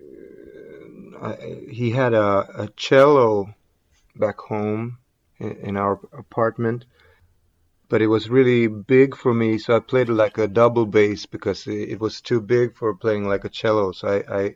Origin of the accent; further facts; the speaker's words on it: Gothenburg, Västra Götaland, Sweden; I grew up not far from here in a like a suburb, basically, to Gothenburg is where I grew up.